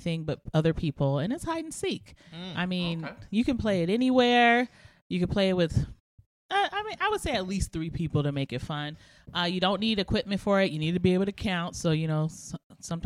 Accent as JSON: {"language": "English", "region": "Southern California", "country": "United States", "tie": "born or raised there", "said": "I grew up in SoCal"}